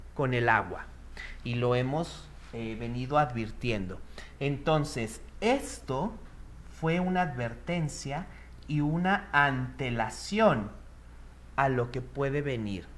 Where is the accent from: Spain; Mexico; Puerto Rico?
Mexico